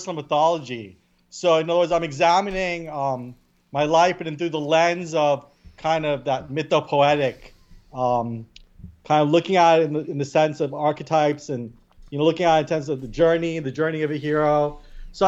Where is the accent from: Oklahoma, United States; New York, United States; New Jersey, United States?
New York, United States; New York City; I was born in Staten Island.